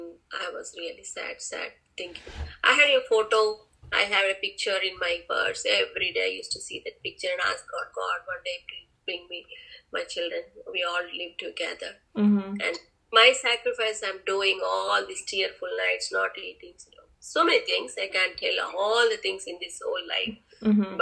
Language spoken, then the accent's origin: English; India; moved away as an adult; now in United States; in my hometown I was the only PhD and doctorate